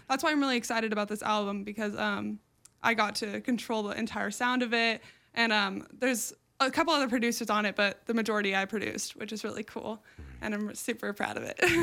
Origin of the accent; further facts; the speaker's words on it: Newport Beach, California, United States; I grew up just like in Newport Beach around like beachy music and like 80s pop